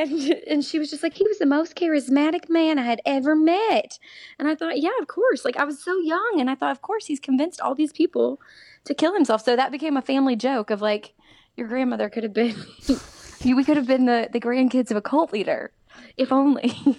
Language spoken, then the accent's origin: English; the South, United States; I was raised in the church. You know, I am from the South.